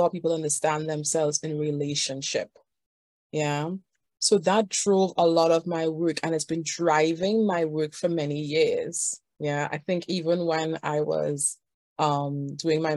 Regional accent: Trinidad & Tobago; I am from Trinidad and Tobago

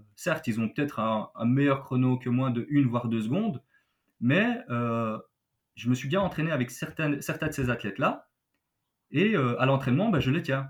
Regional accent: Belgium; Chez nous, en Belgique

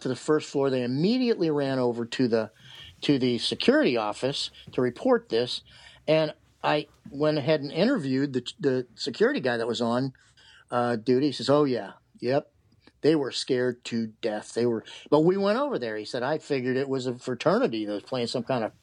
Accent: Cleveland, Ohio, United States; moved away as an adult; also born or lived in Gettysburg; I grew up in outside of Cleveland

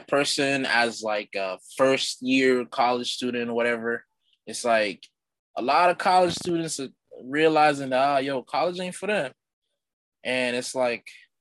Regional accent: Haiti; moved away; growing up Haitian. I mean, I was born in Haiti, so I'm cultured

